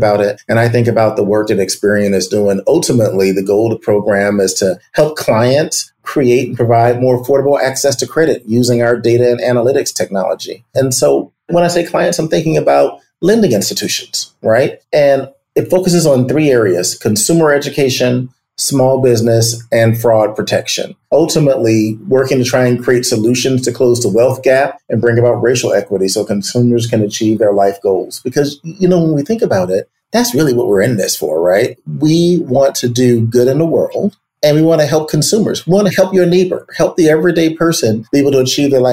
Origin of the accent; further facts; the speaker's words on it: Chicago, Illinois, United States; also born or lived in Iowa; I grew up in Chicago